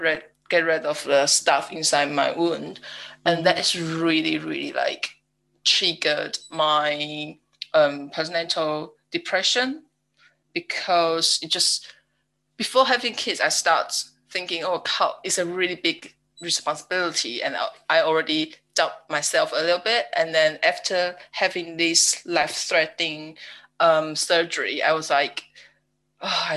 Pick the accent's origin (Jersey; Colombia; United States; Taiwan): Taiwan; English is a second language; now in United Kingdom; I'm from Taiwan and now live in UK with my husband